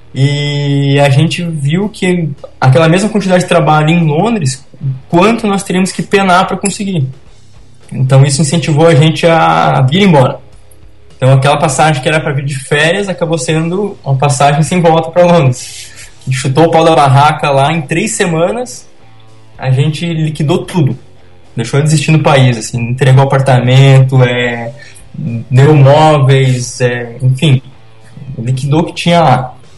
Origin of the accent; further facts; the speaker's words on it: Curitiba, Paraná, Brazil; now in Balneário Camboriú, Brazil; eu sou natural de Curitiba